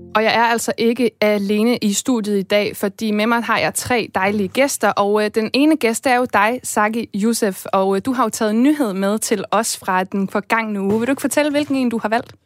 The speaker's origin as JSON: {"language": "Danish", "country": "Denmark", "said": "vi danskere"}